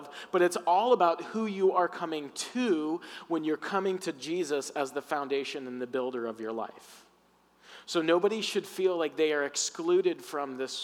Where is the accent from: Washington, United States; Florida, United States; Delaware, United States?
Florida, United States; I grew up in the South in Florida